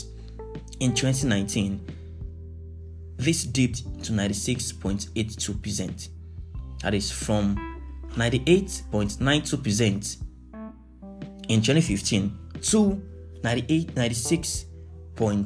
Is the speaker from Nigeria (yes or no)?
yes; Nigeria